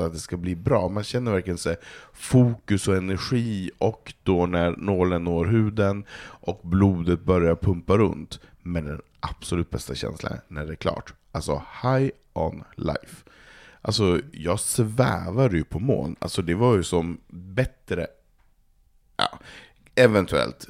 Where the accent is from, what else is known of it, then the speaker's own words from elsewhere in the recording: Norrland, Sweden; now in Stockholm, Sweden; jag är uppvuxen där